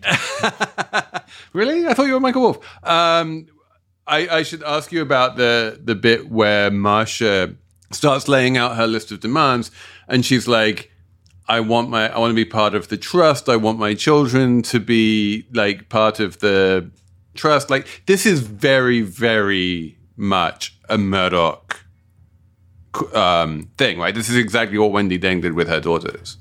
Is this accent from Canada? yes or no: no; London, United Kingdom; my hometown of South London